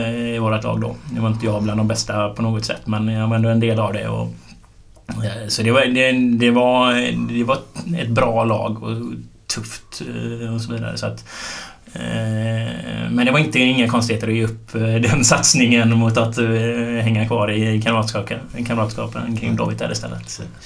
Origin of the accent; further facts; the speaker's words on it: Gothenburg, Västra Götaland, Sweden; jag bodde varannan vecka eller ja, lite sådär i Tynnered och varannan vecka i Linné